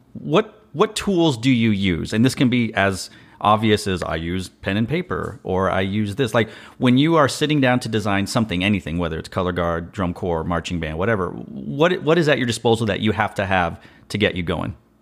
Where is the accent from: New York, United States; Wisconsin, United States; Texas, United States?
Texas, United States; Austin; I'm from Austin